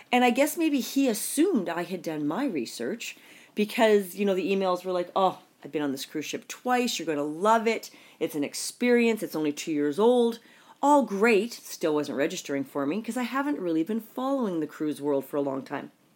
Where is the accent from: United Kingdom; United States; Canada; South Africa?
Canada; I'm Canadian